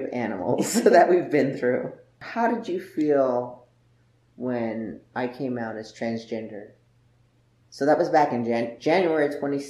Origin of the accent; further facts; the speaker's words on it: Las Vegas, Nevada, United States; And then when we moved to the Midwest, like I came from Las Vegas basically, and it was dry climate.